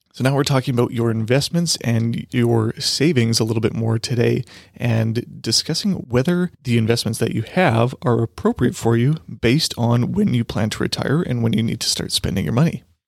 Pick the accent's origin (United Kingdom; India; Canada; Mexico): Canada; Saskatchewan; I'm from Saskatchewan